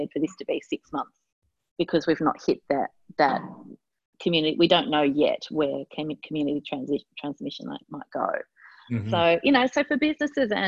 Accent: Tasmania, Australia; now in Melbourne, Australia; my home state of Tasmania

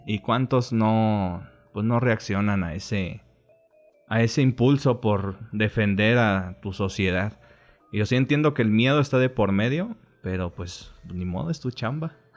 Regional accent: Mexico

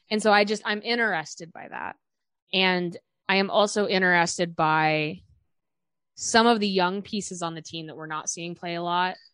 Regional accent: Chicago, Illinois, United States; we're both from Chicago.

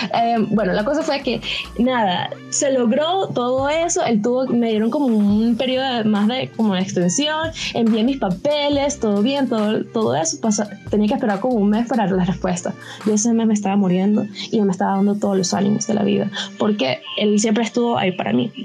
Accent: Caracas, Capital District, Venezuela; porque soy de Caracas

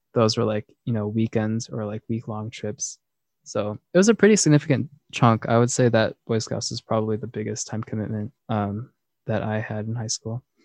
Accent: Philadelphia, Pennsylvania, United States; moved away as an adult; I'm from Philadelphia, which is in Pennsylvania

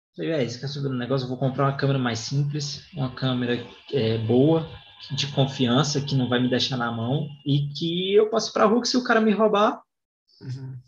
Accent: Goiânia, Goiás, Brazil; eu sou de Goiânia

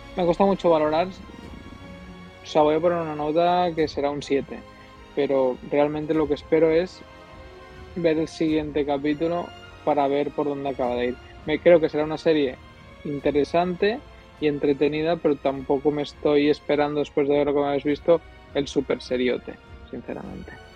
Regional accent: Catalonia, Spain; somos tres catalanes

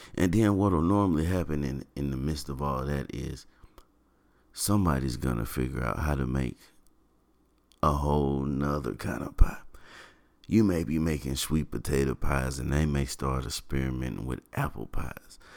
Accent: Shelby, North Carolina, United States; I do hail from North Carolina. I was born in Shelby, North Carolina

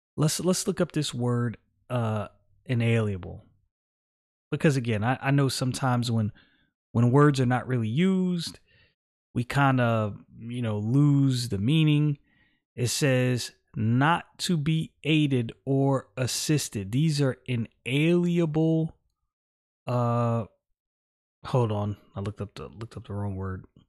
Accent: New York City, New York, United States; I was born in the United States of America, Brooklyn, New York. This is my homeland

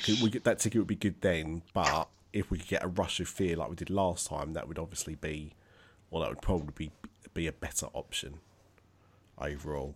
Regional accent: Essex, East of England, United Kingdom; I am from Essex

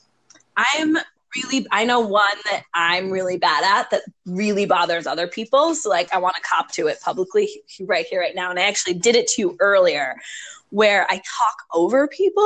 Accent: New York, East Coast, United States; now in Minnesota, United States; I grew up on the East Coast. I learned to drive in New York.

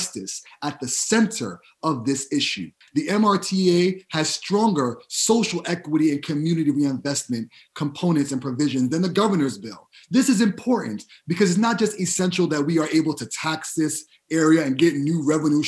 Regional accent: New York City, New York, United States; I'm originally from the Bronx

